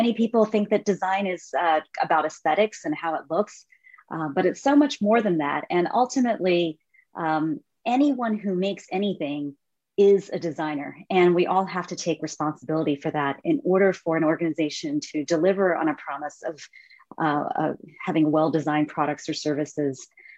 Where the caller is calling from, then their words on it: Palo Alto, California, United States; I'm in Palo Alto, California. It's nice and early, 8 a.m. right now.